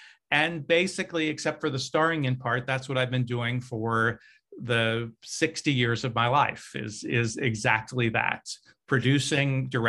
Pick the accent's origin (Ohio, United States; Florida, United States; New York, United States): Ohio, United States; Cincinnati; In Cincinnati, Ohio. So Midwestern, but Cincinnati is a really strong arts town